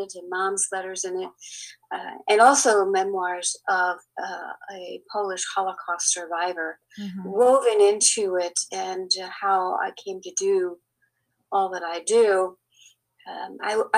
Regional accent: Bermuda; also born or lived in Tulsa; now in Chattanooga, United States; I grew up in the British colony back then of Bermuda.

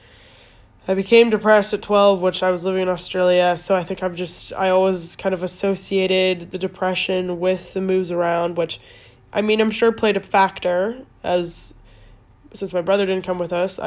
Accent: Calgary, Alberta, Canada; also born or lived in Edmonton; now in London, United Kingdom; I was born in Edmonton, technically. Moved to Calgary when I was 1

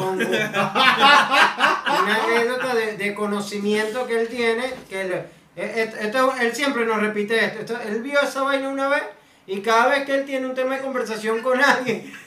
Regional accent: Maracaibo, Zulia, Venezuela; digo, no, claro, yo soy un experto de Maracaibo, los mejores en reencarnaciones. Exacto, es que como no teníamos a quien traer de experto, digo, marico, un maracucho va

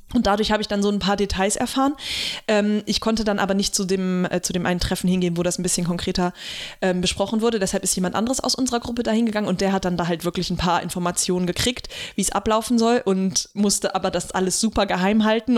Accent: Germany; hier bei uns in Deutschland

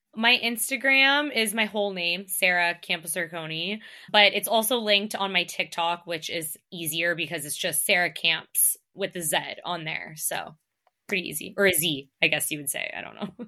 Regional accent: Canada; accent: Canadian; I get called out on my Canadian accent all the time

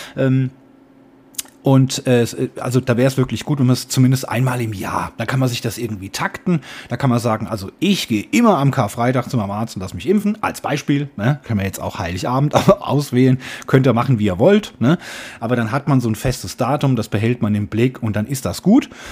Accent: Germany; wir als Deutsche

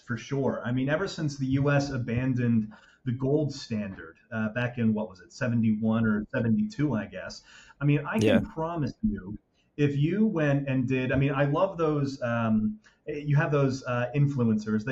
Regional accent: just outside of Philadelphia, Pennsylvania, United States; we're American. We were born and raised just outside of Philadelphia

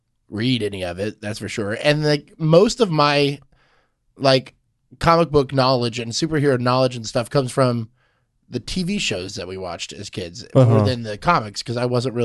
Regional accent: Houston, Texas, United States; Yeah, I'm not from Spring. I'm close, but I wouldn't say I'm a Spring local. Right, you know, a Houston native.

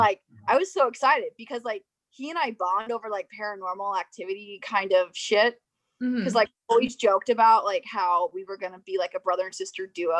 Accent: Springfield, Illinois, United States; also born or lived in Jacksonville; So I grew up in Springfield and then went to Jacksonville for school.

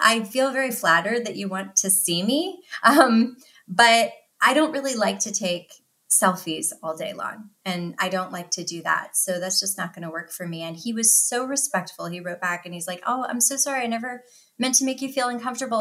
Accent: Philadelphia, Pennsylvania, United States; I'm from the Philadelphia area

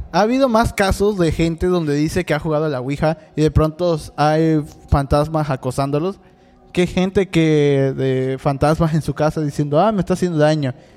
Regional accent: Cancún, Quintana Roo, Mexico; also born or lived in Catemaco, Veracruz; yo soy de Cancún, pero crecí eh, una parte de mi vida en Catemaco, Veracruz.

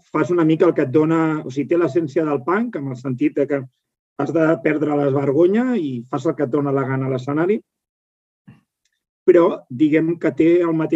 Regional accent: Sant Joan de Vilatorrada, Catalonia, Spain; soc de Sant Joan de Vilatorrada, al costat de Manresa, al Bages, i aquí, clar, no és com a Barcelona.

